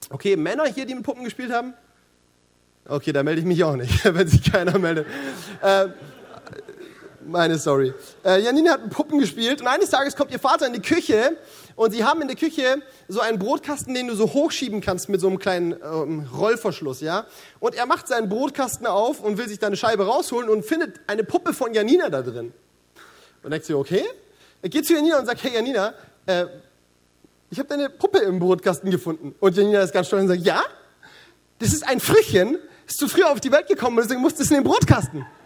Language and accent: German; Baden-Württemberg, Germany; Sie verkaufen ihre Grundstücke also das Erste, was ich mir denke als Schwabe, ist wirtschaftlich sowas von daneben.